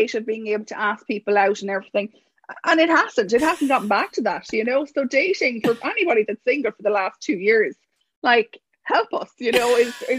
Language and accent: English; Mullingar, Westmeath, Ireland; I'm from Mullingar